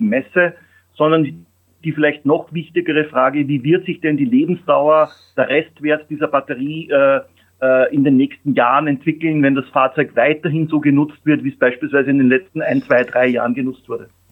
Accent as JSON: {"language": "German", "country": "Austria", "moved": "as an adult", "lives_now": "Germany", "said": "ich bin Österreicher"}